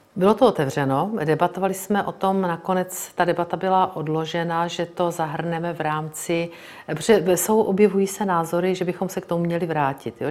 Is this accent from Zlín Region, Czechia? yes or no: no; Brno, South Moravian Region, Czechia; Já jsem z Brna, narodila jsem se tam, strávila jsem tam celý život